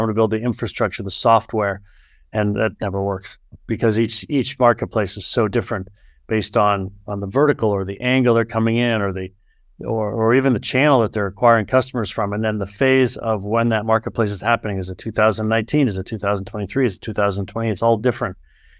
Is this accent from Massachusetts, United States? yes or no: yes; Boston, Massachusetts, United States; So look, I grew up in the Boston area.